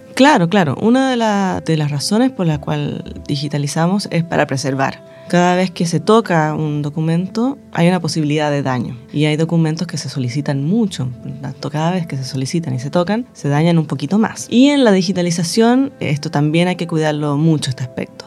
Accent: Chile; nuestra historia como chilenos

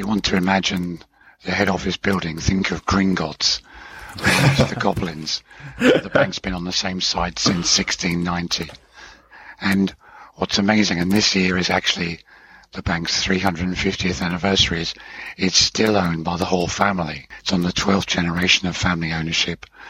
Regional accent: Hemel Hempstead, East of England, United Kingdom; moved away as an adult; also born or lived in Switzerland; I grew up in Hemel Hempstead, which ends Watford, which was the town my father was in.

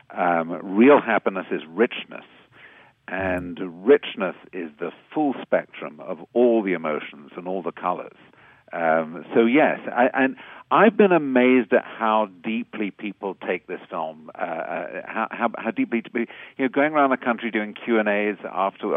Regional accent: United Kingdom; moved away; I'm a Brit, as you can hear, but I'm also an American citizen

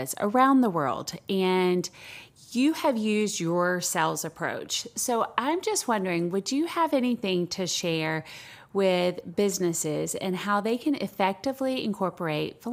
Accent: the South, United States; I'm from the South as well

